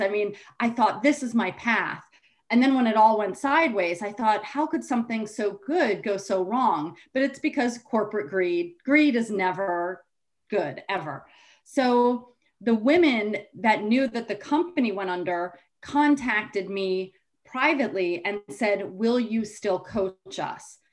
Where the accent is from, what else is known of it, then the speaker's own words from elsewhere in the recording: Rye, New York, United States; I grew up in Rye, New York, which is Westchester